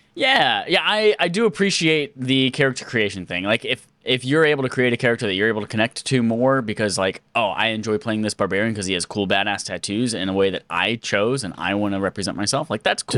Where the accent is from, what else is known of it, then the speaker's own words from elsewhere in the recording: United States; I'm a dumb American